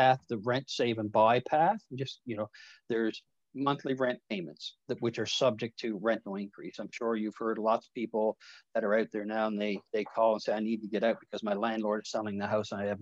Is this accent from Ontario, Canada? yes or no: no; Newfoundland and Labrador, Canada; I'm a Newfoundlander by birth